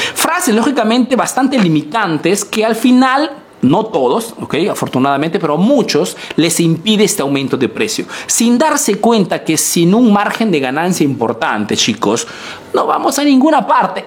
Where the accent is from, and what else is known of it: Peru; now in Italy